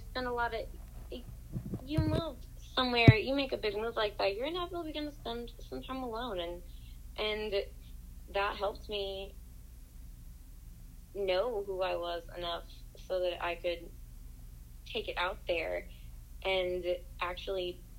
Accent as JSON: {"language": "English", "region": "Appalachia", "country": "United States", "accent": "Appalachian", "said": "It's our instinct for young Appalachians to enter the rest of the world to do."}